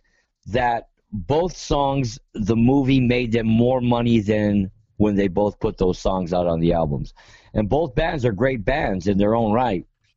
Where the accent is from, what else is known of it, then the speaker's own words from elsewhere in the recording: Los Angeles, California, United States; I'm from, I'm from the hood. I'm from Los Angeles. So we would cruise Whittier Boulevard during the 80s